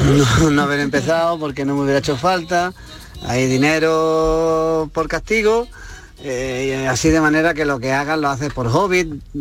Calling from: Granada, Andalusia, Spain; Hola, buenas tardes. Soy … de Granada.

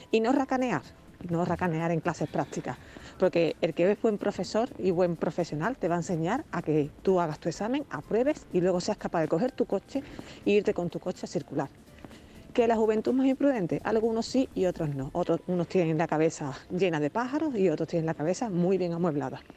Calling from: Seville, Andalusia, Spain; Buenos días, soy compañera, … de Sevilla.

